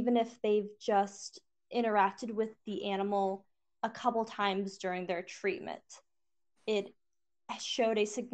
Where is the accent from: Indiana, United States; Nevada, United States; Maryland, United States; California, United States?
Indiana, United States; North Liberty; moved away as an adult; also born or lived in San Antonio, Texas / Fort Hood, Texas; I grew up in North Liberty, Indiana, and then I moved to San Antonio, Texas.